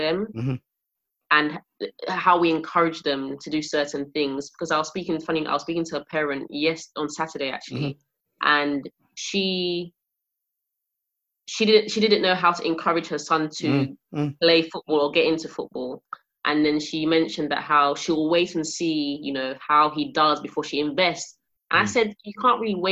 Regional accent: London, United Kingdom; I grew up in an estate, I grew up in Peckham

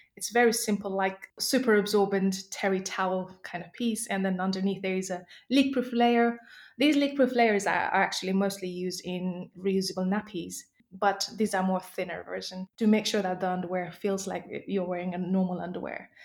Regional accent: Nepal; moved away; I was born and brought up in Nepal

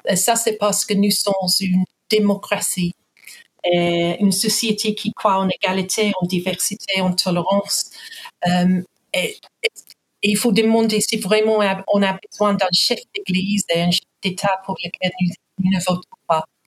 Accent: England, United Kingdom; Je suis anglaise

